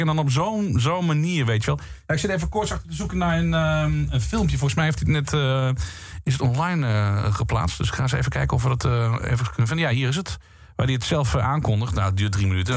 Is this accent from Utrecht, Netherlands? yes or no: no; Limburg, Netherlands; Want ik kom, ik kom uit Limburg. Ik ben opgegroeid met uh, Pinkpop, met dat festival